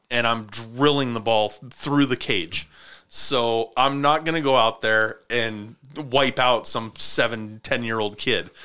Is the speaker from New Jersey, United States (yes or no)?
no; Montana, United States; I grew up in Montana where winters were winter.